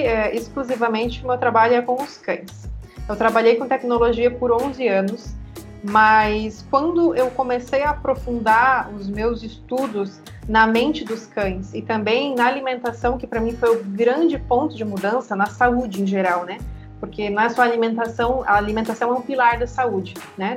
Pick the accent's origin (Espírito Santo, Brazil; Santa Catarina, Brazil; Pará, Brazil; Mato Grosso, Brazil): Santa Catarina, Brazil; Joinville; moved away as an adult; also born or lived in São Paulo; hoje eu tô em Joinville, Santa Catarina, que é minha cidade natal